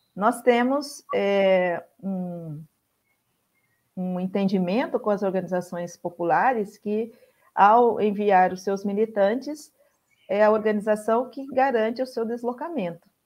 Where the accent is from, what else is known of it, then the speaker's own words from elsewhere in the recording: Mato Grosso, Brazil; moved away as an adult; also born or lived in Goiás; Eu sou originária do Mato Grosso, iniciei minha militância no MST lá no Mato Grosso. A minha família mora toda no Mato Grosso